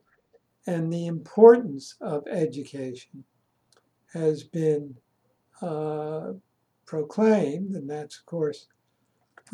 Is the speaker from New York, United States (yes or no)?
no; Philadelphia, Pennsylvania, United States; I grew up in Philadelphia, in Germantown